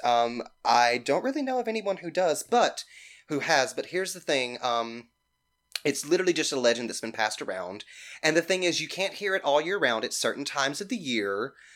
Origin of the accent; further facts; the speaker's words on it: Mississippi, United States; also born or lived in Greene County, Mississippi / Petal, Mississippi / Hattiesburg, Mississippi; I'm from Mississippi. I grew up in Greene County, but my parents divorced, and my mother, my sister, and I moved to Petal, Mississippi, which is right outside of Hattiesburg